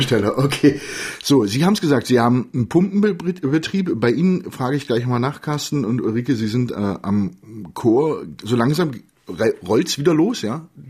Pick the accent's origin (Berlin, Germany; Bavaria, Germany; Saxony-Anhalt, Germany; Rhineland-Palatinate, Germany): Saxony-Anhalt, Germany; Magdeburg; ich bin Magdeburger